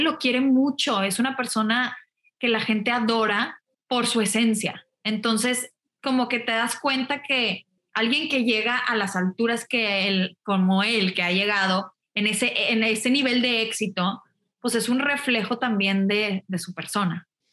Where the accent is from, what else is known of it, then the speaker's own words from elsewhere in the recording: Monterrey, Nuevo León, Mexico; moved away as an adult; also born or lived in New York / Mexico City; Yo soy de Monterrey, estudié la prepa en Monterrey